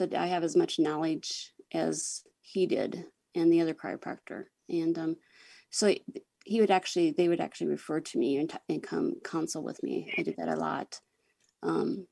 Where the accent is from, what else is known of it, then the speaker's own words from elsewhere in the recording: Groton, South Dakota, United States; now in Sioux Falls, United States; I am from Sioux Falls, South Dakota, and I grew up in Groton, which is a really small town in the northern part of the state.